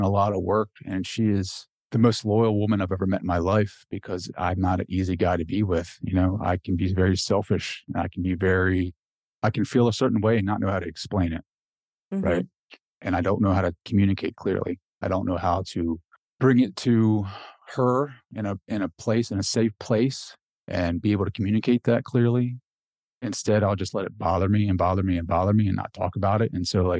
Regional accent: Delaware, United States; Like I grew up in Delaware, and for those public school kids, like the school bus rides are like a whole different animal.

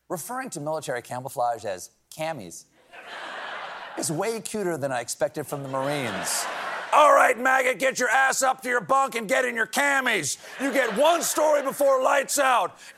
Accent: South Carolina, United States; I'm from South Carolina, and I love the accent.

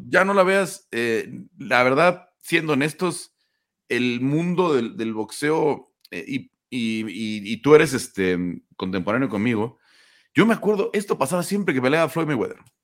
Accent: Mexico

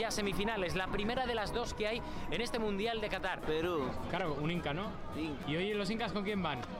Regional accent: Mexico; No, soy mexicano 100%, orgullosamente mexicano.

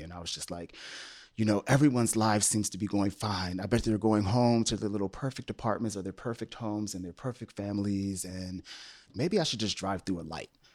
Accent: Upper Marlboro, Maryland, United States; moved away as an adult; also born or lived in Washington, D.C.; now in Los Angeles, United States; I grew up on the East Coast and D C and the Maryland, um, suburb of D C of Upper Marlboro

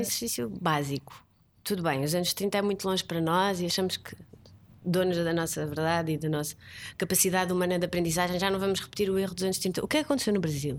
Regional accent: Portugal; also born or lived in Brazil; nós portugueses, ou seja, falo como portuguesa

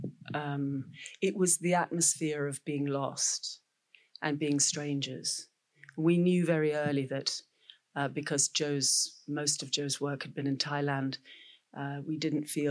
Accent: Scotland, United Kingdom; being a Scot

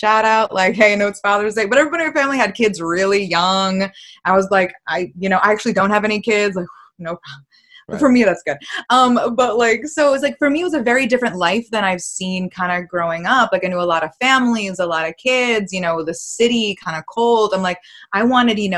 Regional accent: Massachusetts, United States; I'm from Massachusetts

